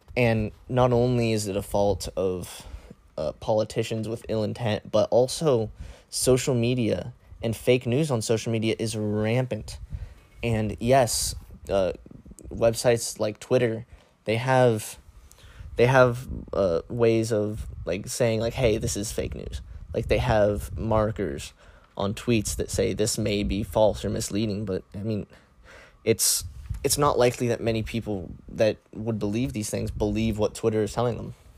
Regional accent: Cambridge, United States; in my hometown, nobody wears masks. And rules aren't even enforced regarding masks. Like, I can go to the Walmart in Cambridge

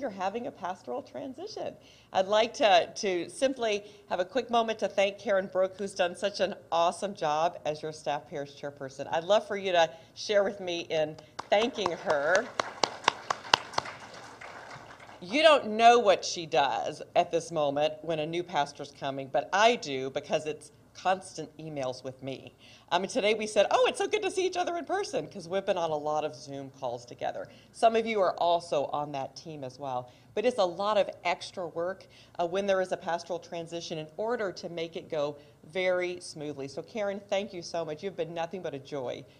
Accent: Kansas City, United States; now in Coral Gables, United States; I am originally from Kansas City

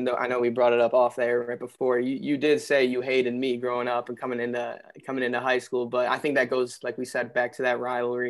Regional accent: Cleveland, Ohio, United States; growing up in the Cleveland area

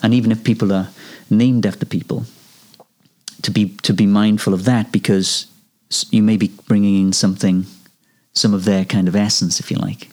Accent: Wales, United Kingdom; I come from Wales and we've got a tradition of Welsh male voice choirs.

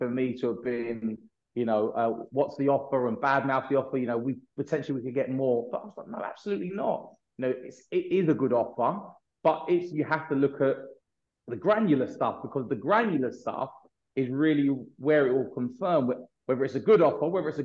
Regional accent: London, United Kingdom; myself and my partners, we're all from the North London area.

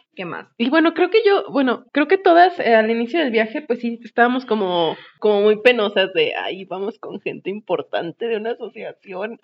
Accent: northern Mexico, Mexico; soy norteña

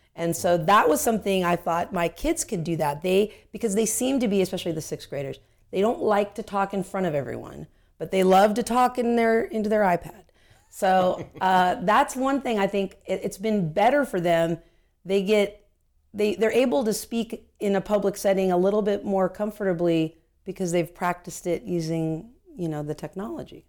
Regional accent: Anaheim, California, United States; I was born and raised in Anaheim

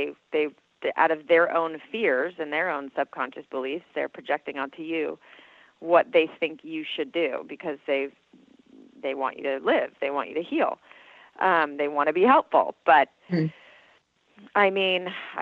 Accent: Southern California, United States; I grew up in Southern California.

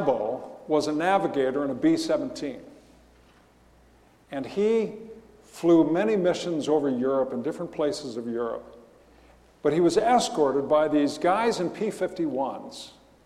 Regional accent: Riverside, California, United States; When I was a kid growing up in Riverside

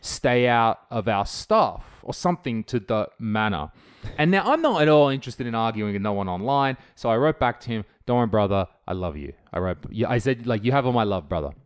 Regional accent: Australia; moved away as an adult; now in Estonia; I'm from Australia

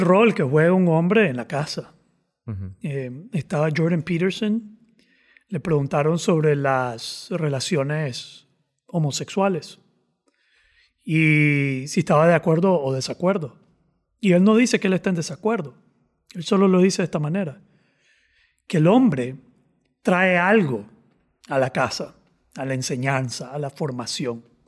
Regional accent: Nicaragua; yo soy nica

